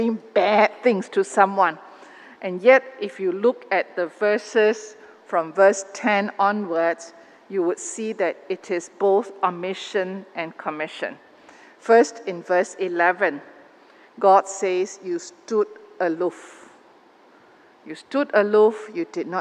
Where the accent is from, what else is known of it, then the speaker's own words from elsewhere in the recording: Malaysia; Malaysian Christians in this country